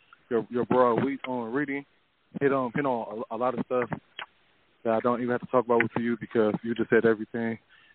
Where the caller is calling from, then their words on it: Detroit, Michigan, United States; Calling from Detroit.